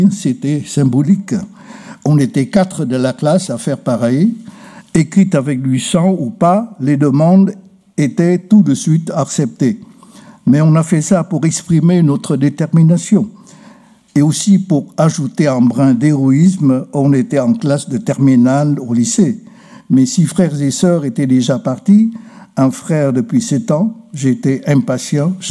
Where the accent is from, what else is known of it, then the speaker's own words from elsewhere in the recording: Vietnam; Je suis né à Hongkhe, un district de la province de Tinh. Le chef-lieu de province est à 400 km au sud de Hanoï. De là, en remontant 30 km, on bifurque vers un village. Ma maison se trouve en haut d'une côte.